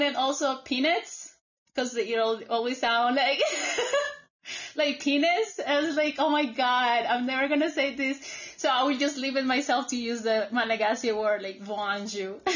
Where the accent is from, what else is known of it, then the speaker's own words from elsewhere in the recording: Colombia; English is a second language; moved away as an adult; also born or lived in United States; here in Colombia